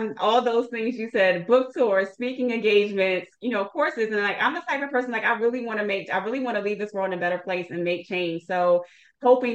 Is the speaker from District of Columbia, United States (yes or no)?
yes; Washington, District of Columbia, United States; moved away as an adult; also born or lived in Seattle, Washington; relocated back to my hometown of Washington, D.C.